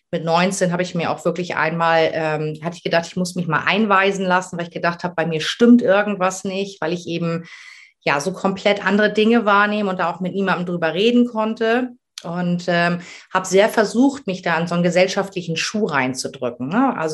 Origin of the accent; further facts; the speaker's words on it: Ramelsloh, Lower Saxony, Germany; ich komme aus Ramelsloh, das ist äh, unter Hamburg.